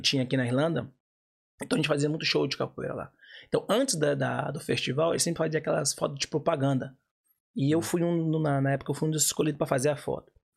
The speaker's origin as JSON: {"language": "Portuguese", "region": "Bahia", "country": "Brazil", "moved": "yes", "lives_now": "Ireland", "said": "eu sou baiano"}